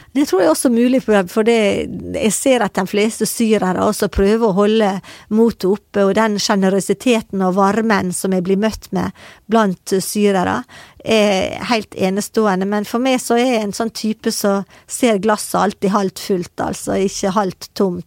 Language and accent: Norwegian; Sunnmøre, Møre og Romsdal, Norway; jeg kommer fra Sunnmøre